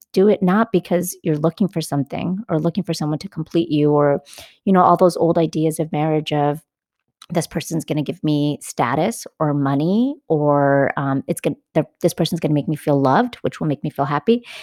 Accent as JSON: {"language": "English", "region": "California", "country": "United States", "said": "I'm a Californian"}